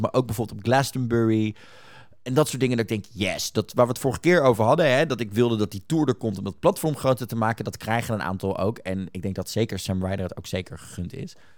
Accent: Netherlands; wij als Nederlanders

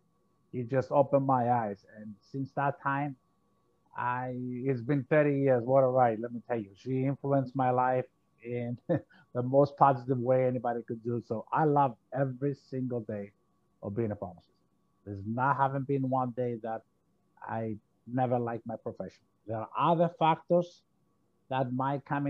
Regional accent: Cyprus; moved away as an adult; now in Florida, United States; I came from Cyprus. I'm a Greek, of a Greek nationality. I came to the States in 1981. And at the time, coming from a small island

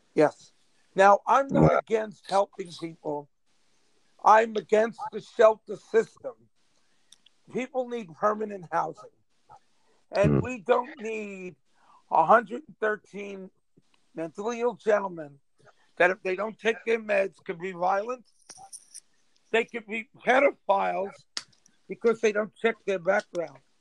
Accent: New York City, New York, United States; I grew up in Auburn when it was called the Projects, and I've never lost my roots.

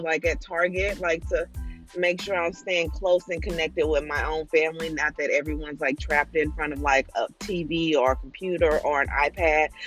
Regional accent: St. Louis, Missouri, United States; moved away as an adult; now in Virginia, United States; I am originally from St. Louis, Missouri, the Show Me States, um, and my entire family's there. And we have now moved to Virginia, probably three, almost four years ago.

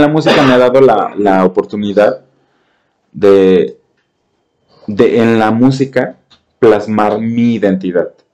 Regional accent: Mexico; mis raíces como, como mexicano, como cantante

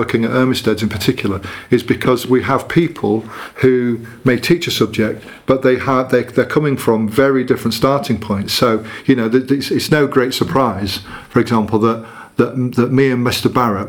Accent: Leeds, Yorkshire and the Humber, United Kingdom; accent: Leeds; I've got to have like my mum there, and I'm just like slipping up, and my sympathetic Leeds accent will come out.

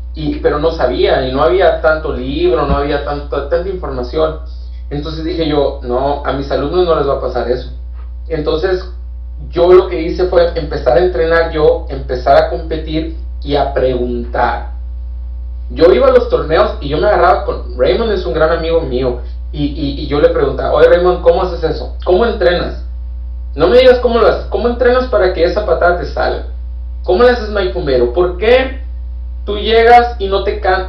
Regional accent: Mexico; also born or lived in Hermosillo, Sonora; soy el único mexicano

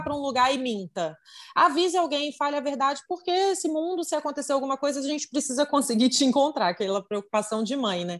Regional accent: Vitória, Espírito Santo, Brazil; sou de Vitória no Espírito Santo

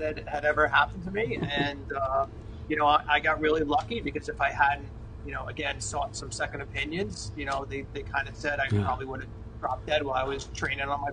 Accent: Jersey Shore, New Jersey, United States; We grew up on the Jersey Shore

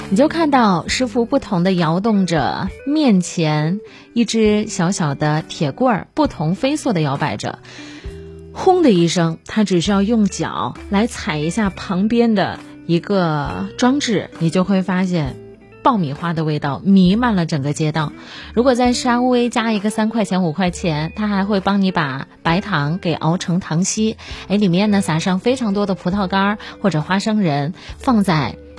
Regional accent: Kaifeng, Henan, China; 我的老家是河南开封

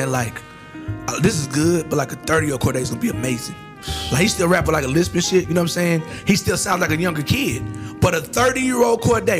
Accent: the South, United States; the thing I love about being a Southerner

